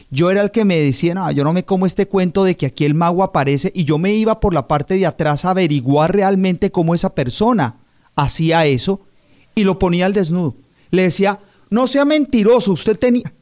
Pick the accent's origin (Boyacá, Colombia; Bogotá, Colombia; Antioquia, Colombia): Bogotá, Colombia; now in Palm Beach County, United States; Nací en eh, Bogotá, Colombia.